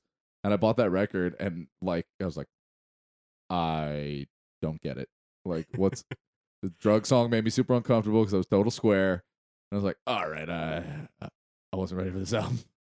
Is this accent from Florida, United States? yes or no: no; San Diego, California, United States; also born or lived in Indiana; now in Louisville, United States; when I was growing up in San Diego